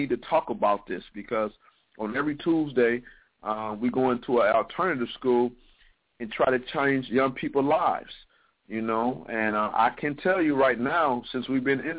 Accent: Toledo, Ohio, United States; you being from my hometown, I am from Toledo

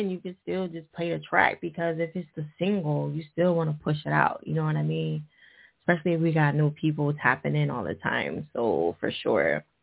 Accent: New Jersey, United States; sewer line, Jersey, what up? My home state.

